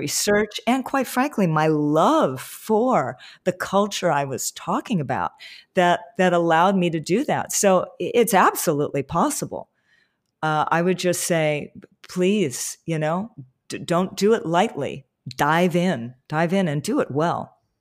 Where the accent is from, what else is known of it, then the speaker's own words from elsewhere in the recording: Hawaii, United States; growing up in Hawaii